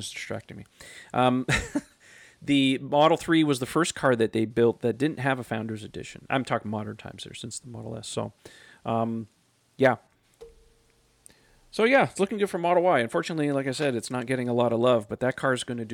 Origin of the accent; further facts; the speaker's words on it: Canada; as a Canadian